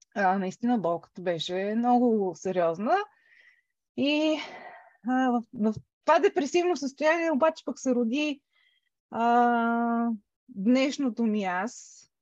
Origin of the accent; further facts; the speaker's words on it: Sofia, Sofia City, Bulgaria; moved away as an adult; now in England, United Kingdom; една голяма част от живота ми е минала в София. Това е родния ми град. Израснала съм общо взето а, там